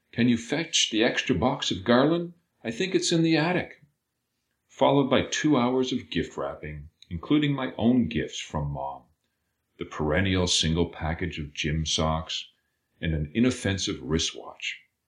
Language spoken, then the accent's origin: English; Billings, Montana, United States; moved away as an adult; now in Chicago, United States; I grew up in Billings, Montana. In the wake of my undergraduate education, I fled to Chicago, forsaking my hometown